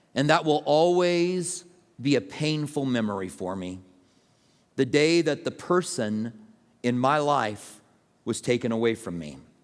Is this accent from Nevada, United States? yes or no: no; Albuquerque, New Mexico, United States; moved away as an adult; also born or lived in Tucson; I grew up in Albuquerque